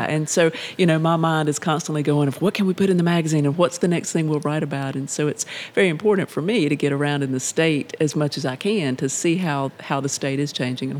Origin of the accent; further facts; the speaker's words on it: Asheboro, North Carolina, United States; also born or lived in Greensboro, North Carolina; I'm from Randolph County, grew up in Ashboro.